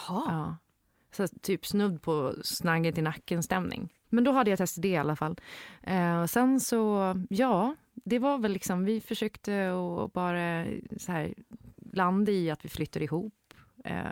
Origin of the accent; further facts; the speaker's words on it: Gotland, Sweden; moved away; also born or lived in Stockholm; Jag var född på Gotland